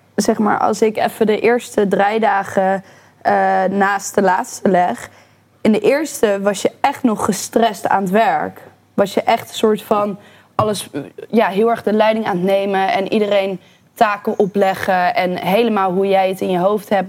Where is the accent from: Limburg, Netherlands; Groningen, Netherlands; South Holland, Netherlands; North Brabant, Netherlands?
North Brabant, Netherlands; Breda; also born or lived in Bavel; now in Amsterdam, Netherlands; Ik ben van Breda naar Bavel verhuisd. Dat is de enige verhuizing met mijn ouders